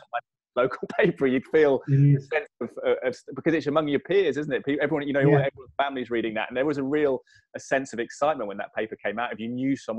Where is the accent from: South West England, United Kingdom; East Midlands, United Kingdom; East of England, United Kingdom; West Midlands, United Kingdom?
West Midlands, United Kingdom; Malvern; moved away; I went to the Chase High School in Malvern. We moved. I was originally from Malvern